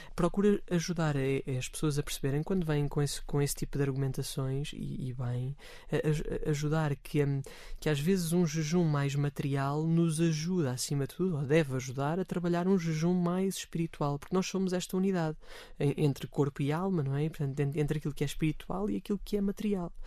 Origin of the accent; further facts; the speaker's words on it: Amadora, Lisbon, Portugal; na paróquia de onde eu sou originário